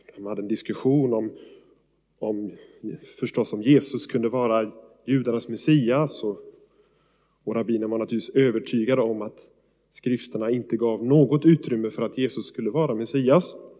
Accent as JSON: {"language": "Swedish", "country": "Sweden"}